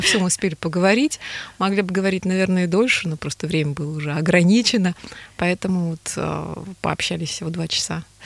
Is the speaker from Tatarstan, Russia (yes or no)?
yes; Kazan, Tatarstan, Russia; first language Tatar; moved away as an adult; Поволжье это моя родина, я выросла на Волге